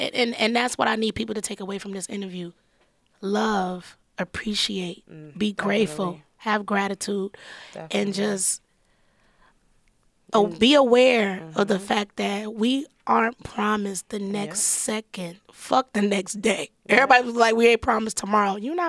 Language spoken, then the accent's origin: English; Detroit, Michigan, United States; Listen, I'm from Detroit.